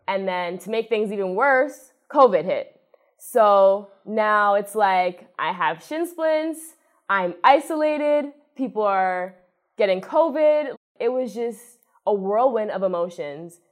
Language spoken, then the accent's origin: English; Toronto, Ontario, Canada; moved away as an adult; now in Buffalo, United States; I'm from Toronto, Ontario, Canada, which is not too far away